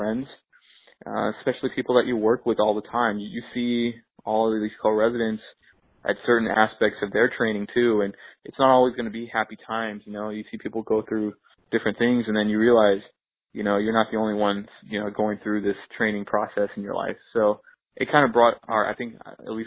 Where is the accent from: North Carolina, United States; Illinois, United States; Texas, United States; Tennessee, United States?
Texas, United States; moved away as an adult; also born or lived in Shreveport, Louisiana / Houston, Texas / India / New York; now in Michigan, United States; growing up in Texas